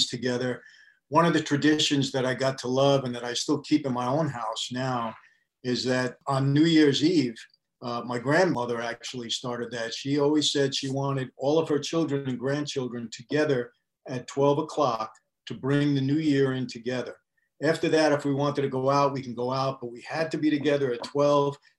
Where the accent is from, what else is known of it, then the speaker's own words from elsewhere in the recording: New York City, New York, United States; I was born in Brooklyn also